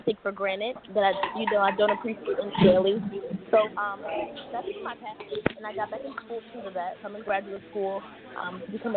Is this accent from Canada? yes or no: no; Philadelphia, Pennsylvania, United States; moved away as an adult; also born or lived in Colorado; now in Los Angeles, United States; I am originally from Philadelphia